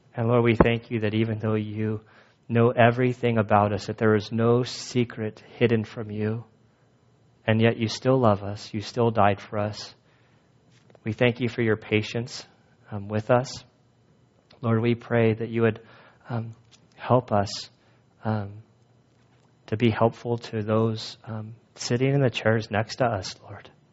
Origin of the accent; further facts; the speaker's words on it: California, United States; I'm from California